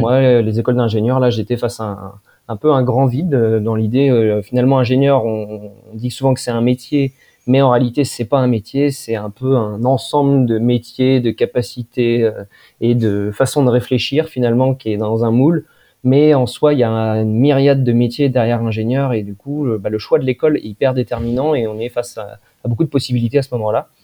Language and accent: French; Poitiers, Nouvelle-Aquitaine, France; je suis né, moi, dans, à Poitiers, donc dans le, dans le Poitou où j'ai euh, fait un petit peu toute mon enfance